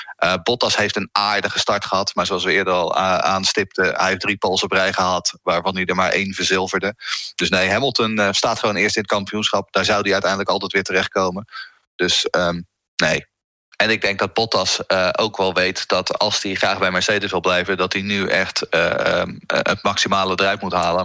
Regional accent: Netherlands; wij zijn Hollanders

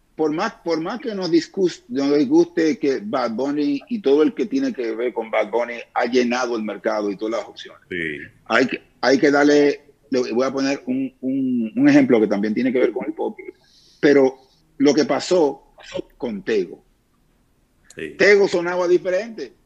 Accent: Dominican Republic

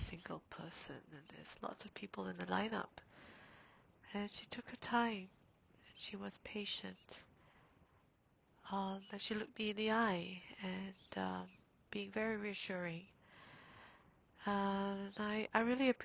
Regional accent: Singapore; moved away; I'm from Singapore

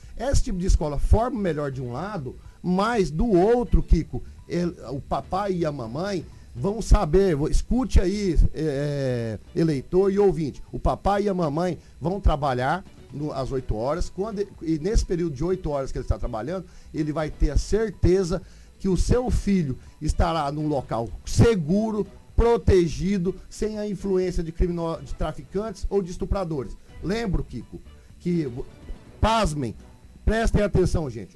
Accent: Porto Alegre, Rio Grande do Sul, Brazil; also born or lived in Maringá; now in Sinop, Brazil; sou natural de Porto Alegre

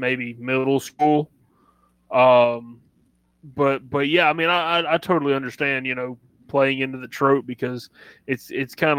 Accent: Southern United States, United States; accent: Southern; you're in my hometown

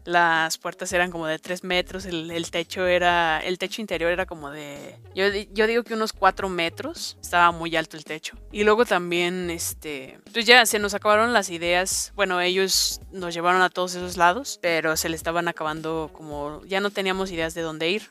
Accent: Mexico; siendo mexicano y estando allá

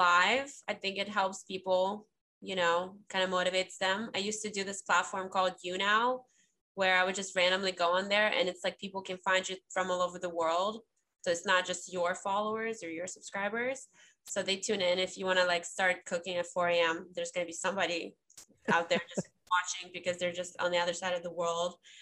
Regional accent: Ukraine; I'm from Ukraine

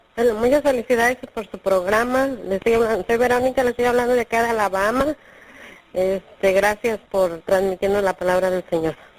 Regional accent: Mexico; now in New York, United States; soy de México, pero actualmente resido en Nueva York.

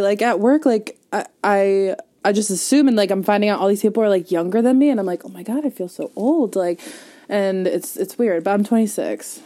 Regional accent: Langhorne, Pennsylvania, United States; I was born in St. Mary's oh. in Langhorne

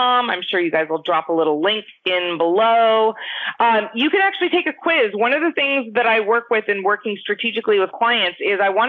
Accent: Los Gatos, California, United States; moved away as an adult; now in Las Vegas, United States; where I grew up in Los Gatos, California, which is in the South Bay Area, very, very affluent town.

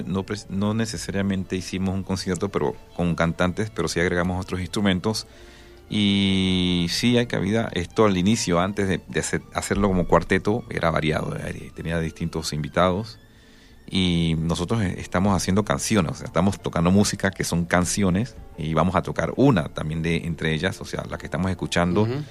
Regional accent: Panama; yo soy de Panamá, soy panameño.

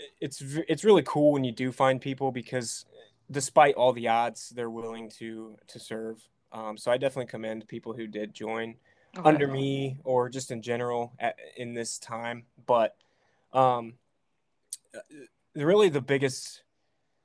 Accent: Ohio, United States; I'm from Ohio

